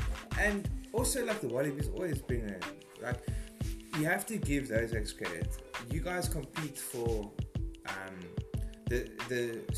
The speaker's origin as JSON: {"language": "English", "country": "South Africa", "said": "I think as a South African"}